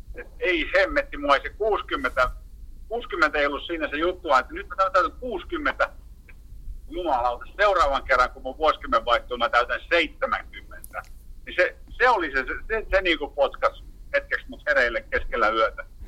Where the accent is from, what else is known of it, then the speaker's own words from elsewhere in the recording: Heinola, Päijät-Häme, Finland; moved away; also born or lived in Helsinki / Kuusankoski; entisessä kotikaupungissa niin Heinolasta